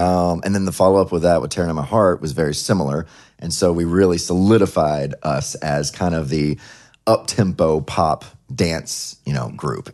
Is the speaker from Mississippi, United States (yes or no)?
yes; Ellisville, Mississippi, United States; also born or lived in Laurel, Mississippi; I actually lived in Ellisville, Mississippi, which no one never heard of. So I always say Laurel, which is the town next to it where I was born